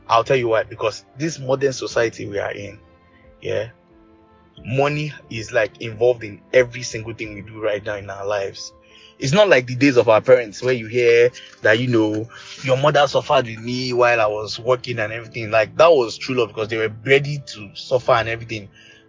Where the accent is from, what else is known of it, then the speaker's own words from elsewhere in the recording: Nigeria; And also to also answer a question about being financially stable as a Nigerian. So, what I'm going to start with being financially stable as a Nigerian.